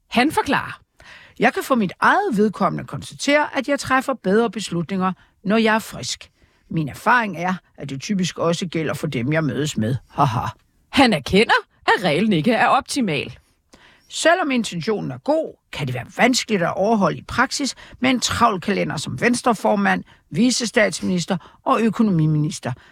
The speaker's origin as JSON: {"language": "Danish", "region": "Jutland", "country": "Denmark", "said": "ja, jeg er jo fra Jylland."}